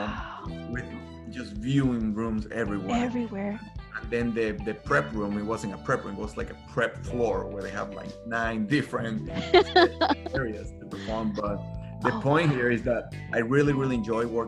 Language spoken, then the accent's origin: English; Caracas, Capital District, Venezuela; English is a second language; moved away as an adult; also born or lived in Indiana, United States / Chicago, United States; now in United States; I'm originally from Venezuela, so I apologize for my accent